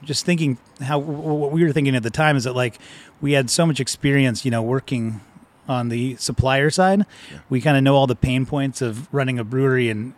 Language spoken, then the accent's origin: English; San Diego, California, United States; Born and raised in San Diego